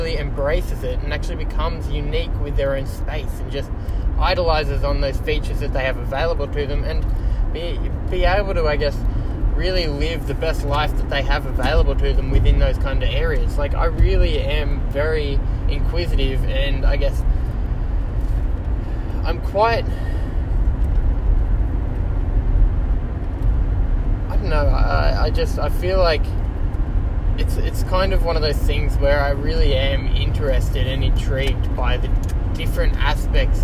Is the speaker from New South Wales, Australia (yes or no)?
yes; Kiama, New South Wales, Australia; growing up in Kiama